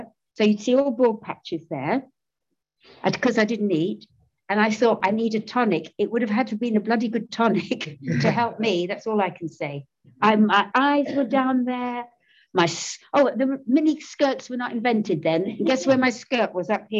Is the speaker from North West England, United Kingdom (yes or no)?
no; London, United Kingdom; I'm born and brought up in Soho, my lovely Soho.